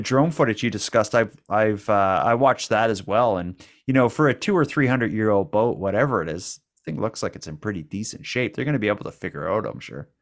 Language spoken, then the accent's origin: English; Cape Breton, Nova Scotia, Canada; we're from Cape Breton. We're from a place that has uh, it's known for having a bit of an accent